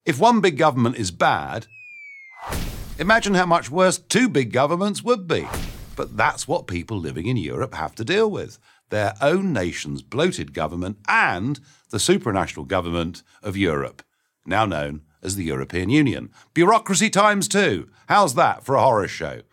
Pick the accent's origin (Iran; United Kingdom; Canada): United Kingdom; my rights as a British citizen